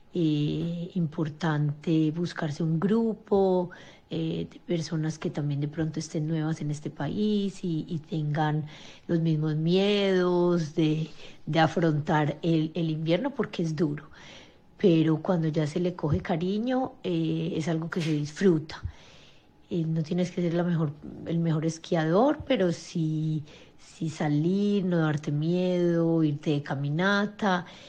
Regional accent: Colombia; moved away as an adult; now in Norway; soy colombiana y llevo 16 años viviendo en Noruega

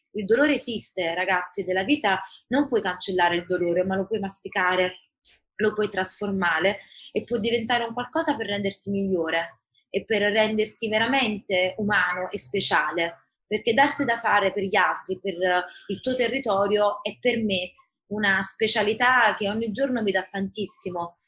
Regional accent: Naples, Campania, Italy; nata a Napoli, classe 87 ad aprile, quindi ho compiuto 34 anni e dopo, come spesso accade, formazione e vita anche all'estero, oggi vivo e lotto per la mia Napoli

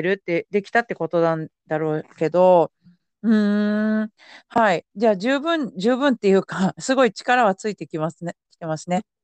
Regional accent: Yamanashi, Japan; moved away; 私地元が山梨県ですけど

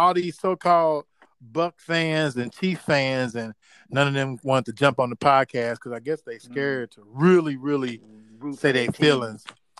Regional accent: Chicago, Illinois, United States; moved away; also born or lived in St. Louis; I'm from Chicago

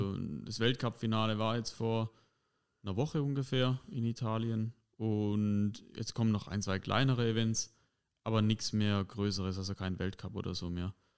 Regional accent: Heubach, Baden-Württemberg, Germany; ich komme aus Heubach

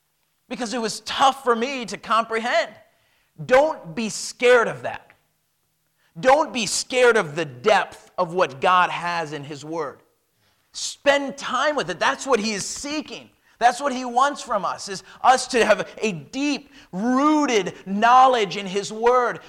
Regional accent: United States; moved away as an adult; I am an American

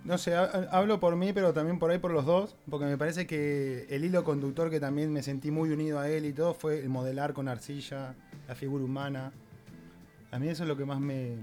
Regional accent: Mar del Plata, Buenos Aires Province, Argentina; moved away as an adult; now in Barcelona, Spain; yo he venido, en busca de eso, desde Mardel, que vengo de Argentina

